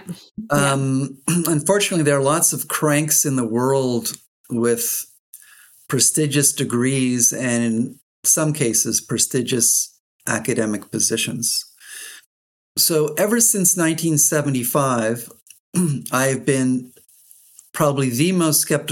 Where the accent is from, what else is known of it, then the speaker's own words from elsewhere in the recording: Canada; moved away; also born or lived in England / United States; I'm Canadian and I've lived and worked in both England and the United States